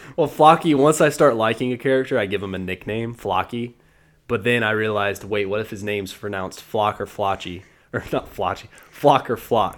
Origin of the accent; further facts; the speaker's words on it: the South, United States; I am born and raised in the South